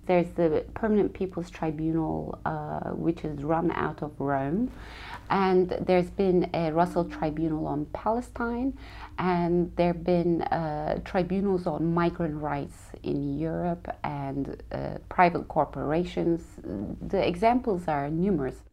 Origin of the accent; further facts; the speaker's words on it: Turkey; moved away as an adult; also born or lived in New York City; I'm from Turkey